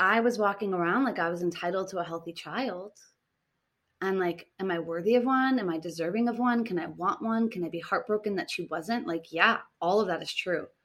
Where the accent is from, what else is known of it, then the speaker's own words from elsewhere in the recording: Boston, Massachusetts, United States; moved away as an adult; now in Tulum, Mexico; I come from Boston, which is very masculine